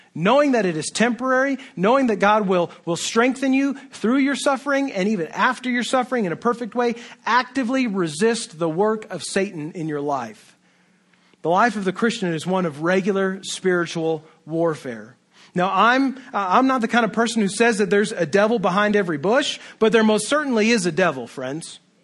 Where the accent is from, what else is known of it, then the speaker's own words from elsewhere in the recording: United States; Western American, individualistic, libertarian people